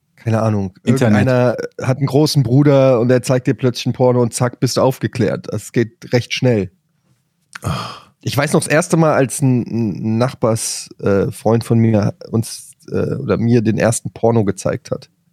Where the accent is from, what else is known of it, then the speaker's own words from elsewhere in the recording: Frankfurt, Hesse, Germany; ich komme aus Frankfurt, da wurde das nicht an der Schule beigebracht